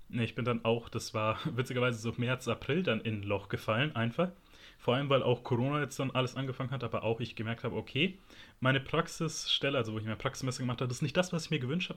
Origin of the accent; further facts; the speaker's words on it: Germany; ich bin in Deutschland geboren, ich fühle mich auch als Deutscher